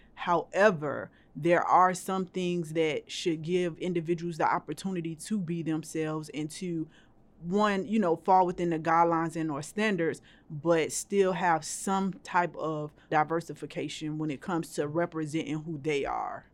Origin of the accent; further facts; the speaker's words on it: Miami, Florida, United States; moved away; I am from Miami, Florida. I love that place. I love going back home to visit my family